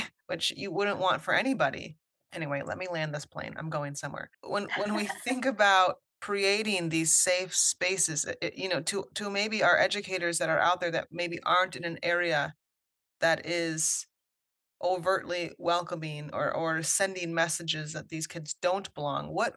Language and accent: English; Iowa, United States; I grew up in Iowa